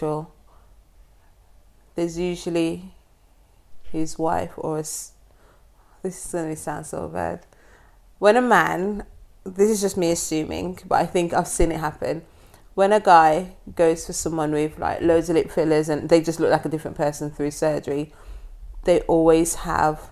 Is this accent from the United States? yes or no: no; Jamaica; I'm from Jamaica